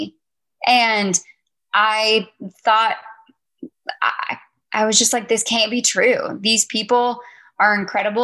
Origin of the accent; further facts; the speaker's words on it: West Palm Beach, Florida, United States; moved away as an adult; now in Nashville, United States; I moved from my hometown in Florida